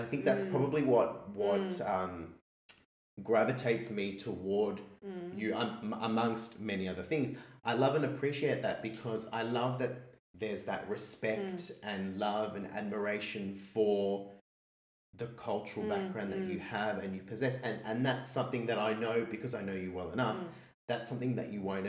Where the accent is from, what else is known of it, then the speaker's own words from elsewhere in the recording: Australia; We're Australian primarily, but yourself Korean, me Italian.